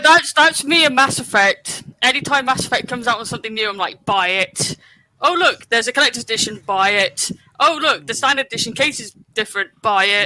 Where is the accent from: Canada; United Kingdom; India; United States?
United Kingdom; West Country, South West England; moved away; I'm originally from the West Country, so anytime I watch something over there, my accent comes out.